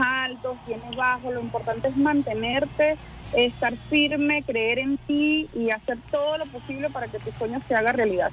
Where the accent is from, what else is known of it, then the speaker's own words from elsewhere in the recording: Quebrada de Monos, Sucre, Venezuela; moved away as an adult; Ahí crecí, ahí estuve hasta, hasta que ya me tocó, terminé eh, el liceo y me tocó irme a la universidad